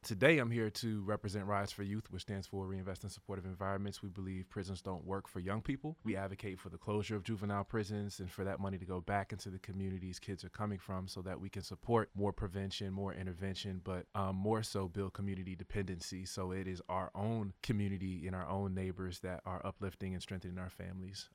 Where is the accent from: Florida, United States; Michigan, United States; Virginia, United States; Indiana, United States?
Virginia, United States; Hampton; also born or lived in York County, Virginia; now in Richmond, United States; I know the difference in the systems growing up in Hampton